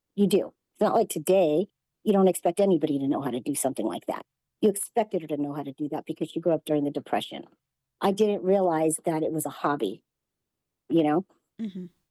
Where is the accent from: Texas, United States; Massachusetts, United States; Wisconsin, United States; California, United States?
California, United States; Los Angeles; now in Las Vegas, United States; I was born in Los Angeles, California, in the San Fernando Valley.